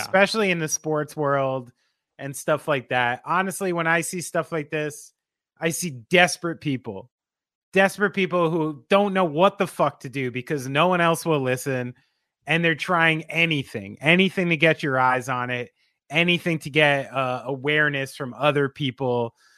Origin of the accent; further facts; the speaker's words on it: New Jersey, United States; I'm from New Jersey